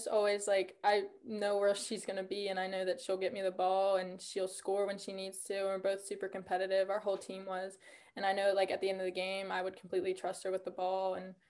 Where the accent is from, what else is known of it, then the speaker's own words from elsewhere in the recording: West Virginia, United States; I'm from West Virginia.